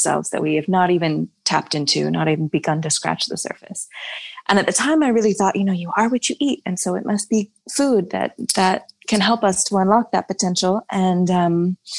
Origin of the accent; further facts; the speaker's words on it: United States; also born or lived in Virginia; I grew up in Georgia and Virginia